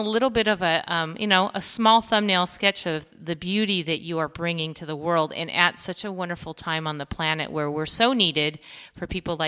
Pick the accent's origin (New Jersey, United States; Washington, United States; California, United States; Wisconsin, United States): California, United States; Los Angeles; moved away as an adult; also born or lived in New Mexico; now in Southwest Florida, United States; I'm from the West Coast because I'm from